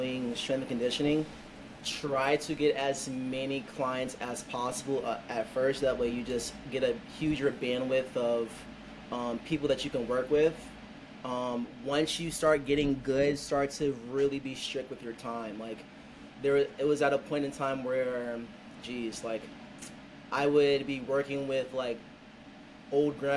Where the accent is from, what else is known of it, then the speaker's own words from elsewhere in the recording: Bowie, Maryland, United States; I'm originally from the Bowie, Maryland area